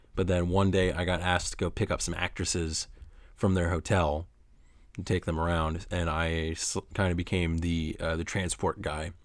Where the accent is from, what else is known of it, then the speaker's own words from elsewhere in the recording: Oneonta, New York, United States; my hometown of Oneonta, New York